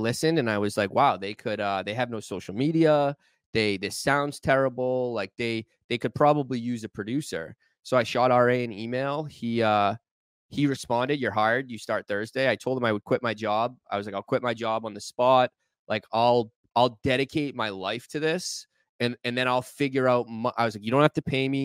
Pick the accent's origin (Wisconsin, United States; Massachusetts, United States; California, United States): Massachusetts, United States; Boston; moved away as an adult; now in New York, United States; I grew up in Boston, 93